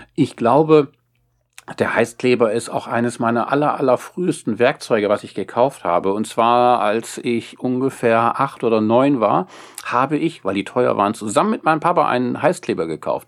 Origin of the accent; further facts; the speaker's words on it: Wesermarsch, Lower Saxony, Germany; ich komme aus der Wesermarsch äh, zwischen Nordenham und Farel